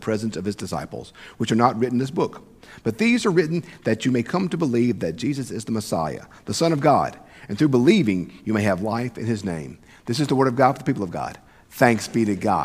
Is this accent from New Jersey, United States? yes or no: no; South Mississippi, United States; I grew up in South Mississippi.